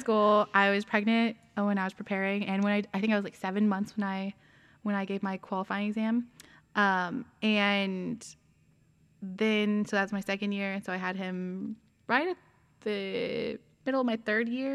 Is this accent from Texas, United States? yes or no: yes; San Antonio, Texas, United States; moved away; we're both actually from Texas